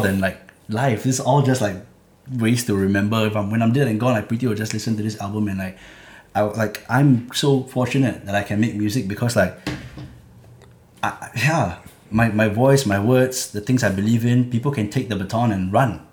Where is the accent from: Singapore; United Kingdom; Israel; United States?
Singapore; where I was growing up in Clementi